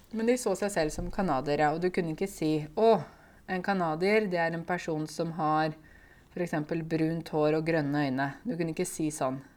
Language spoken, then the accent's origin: Norwegian; Norway; jeg er jo en nordmann. Og jeg har vokst opp her, og jeg har norske foreldre